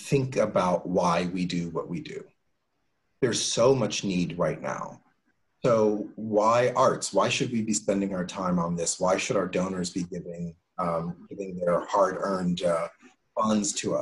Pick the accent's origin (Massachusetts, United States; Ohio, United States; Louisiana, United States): Ohio, United States; Cincinnati; I grew up in Cincinnati